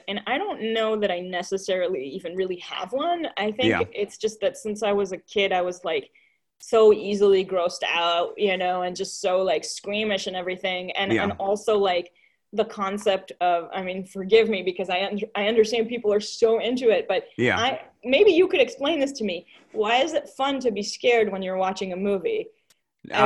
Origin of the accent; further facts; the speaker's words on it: Israel; I'm from Israel